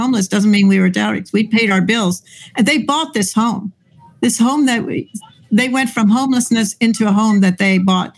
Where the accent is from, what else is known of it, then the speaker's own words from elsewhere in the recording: Venezuela; moved away as an adult; now in Lancaster, United States; I'm from Venezuela